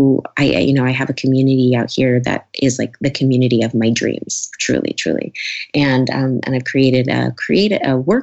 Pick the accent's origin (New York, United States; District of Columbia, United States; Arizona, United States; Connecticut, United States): New York, United States; moved away as an adult; now in California, United States; I'm a New Yorker. I moved out here